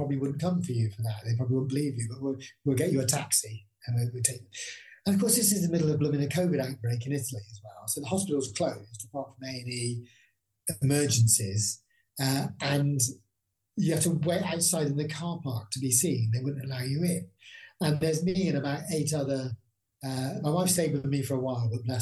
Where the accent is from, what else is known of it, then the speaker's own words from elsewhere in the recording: Bristol, South West England, United Kingdom; I'm from Bristol